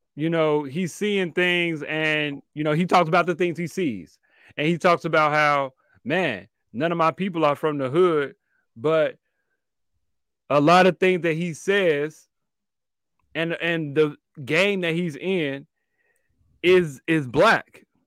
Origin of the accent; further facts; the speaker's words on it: Chicago, Illinois, United States; me as a African-American male growing up in Chicago